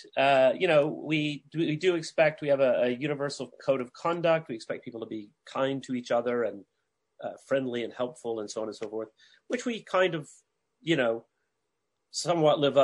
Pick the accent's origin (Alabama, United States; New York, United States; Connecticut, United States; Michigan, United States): Alabama, United States; Huntsville; my hometown, Huntsville, Alabama